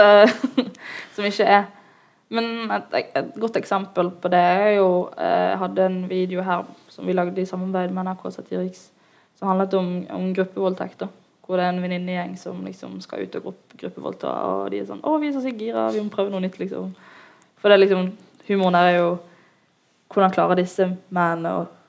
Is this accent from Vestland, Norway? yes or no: yes; Bergen, Vestland, Norway; jeg er en jente fra Loddefjord